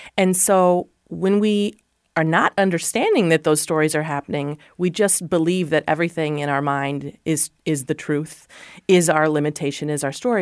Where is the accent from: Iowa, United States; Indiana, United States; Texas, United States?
Iowa, United States; Columbus Junction; I'm an Iowa girl. I grew up in Columbus Junction